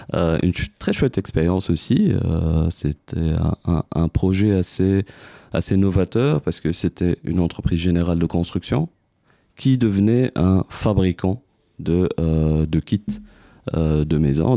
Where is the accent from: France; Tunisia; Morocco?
Tunisia; moved away as an adult; now in Belgium; je suis tunisien d'origine, arrivé en Belgique en 2002.